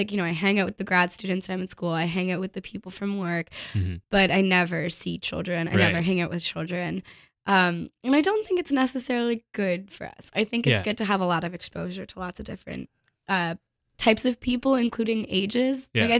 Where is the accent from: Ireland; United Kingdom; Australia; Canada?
Canada; Toronto, Ontario; now in Montreal, Canada; I grew up in Toronto, right? And now I live in Montreal.